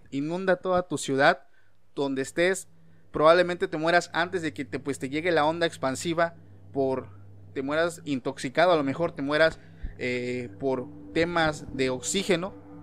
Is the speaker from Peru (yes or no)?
no; Mexico; aquí en mi país